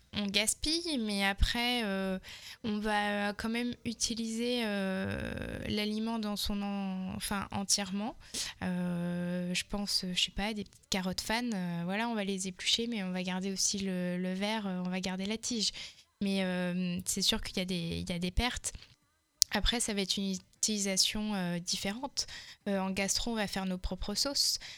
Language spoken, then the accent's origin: French; Touraine, Centre-Val de Loire, France; also born or lived in Malaga / Val Thorens; j'ai grandi en Touraine